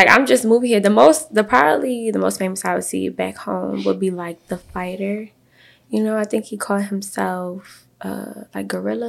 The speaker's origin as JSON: {"language": "English", "town": "Baltimore", "region": "Maryland", "country": "United States", "moved": "as an adult", "said": "I'm a script writer. I just moved here maybe like 6-7 months ago, and I'm from Baltimore."}